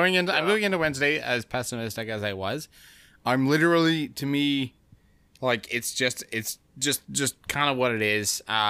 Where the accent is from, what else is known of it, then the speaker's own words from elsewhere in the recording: Canada; It's, as a Canadian, it's kind of fucked.